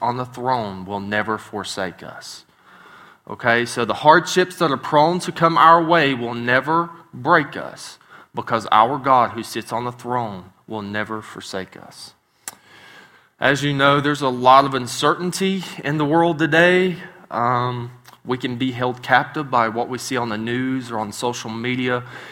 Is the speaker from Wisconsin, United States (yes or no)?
no; West Virginia, United States; moved away; I'm a hillbilly from West Virginia. So I do not pronounce words right sometimes